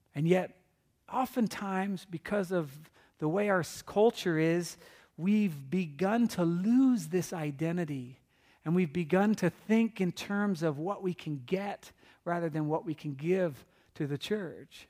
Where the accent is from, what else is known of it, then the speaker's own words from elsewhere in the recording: California, United States; I'm from California